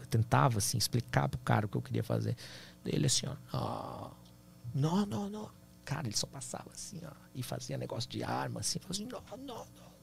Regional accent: Brazil; eu sou brasileiro

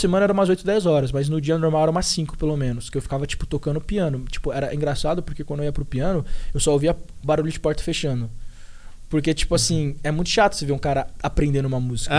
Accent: Brazil; moved away as an adult; also born or lived in Ohio, United States; now in Florida, United States; eu que sou brasileiro

